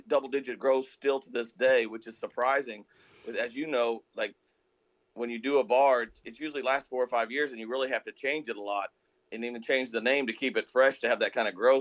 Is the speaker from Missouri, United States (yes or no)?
yes; rural Missouri, United States; I grew up in the Midwest in Missouri, right in rural Missouri, a very modest home